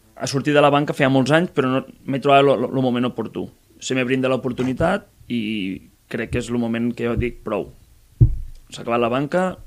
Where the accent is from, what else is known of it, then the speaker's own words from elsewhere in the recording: Masdenverge, Catalonia, Spain; de Mas d'Enverge. Sóc Soc d'un poble molt petitet de Mas... Uh, al Montsià, sí. vale? Terres de l'Ebre.